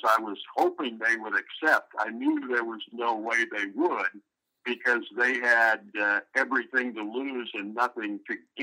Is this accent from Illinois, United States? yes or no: yes; Illinois, United States; moved away as an adult; also born or lived in Kentucky; I grew up in Illinois